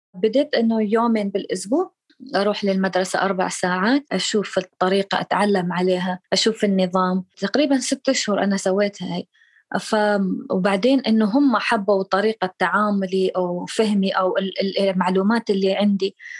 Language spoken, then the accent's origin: Arabic; Egypt; now in Australia; عندنا في مصر